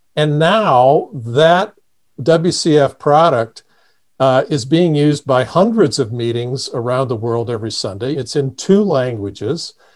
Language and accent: English; Indiana, United States; moved away as an adult; now in Kansas City, United States; I grew up in Indiana, on a farm